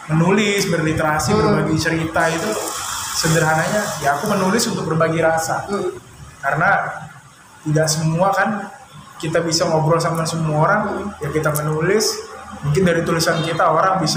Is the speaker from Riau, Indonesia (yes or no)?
no; Pangkalan Berandan, North Sumatra, Indonesia; nah kalau kita aslinya nenek moyang itu dari tiga juar dari Serdang hmm. cuma dari zaman bolang dulu kakek kita hijrah ke Pangkalan Berandan hmm. tempatnya desa Teluk Meku